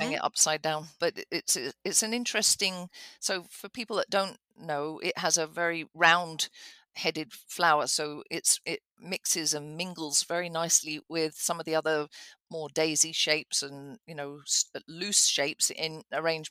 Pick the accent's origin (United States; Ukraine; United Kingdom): United Kingdom; England; moved away; I grew up in England with cottage gardens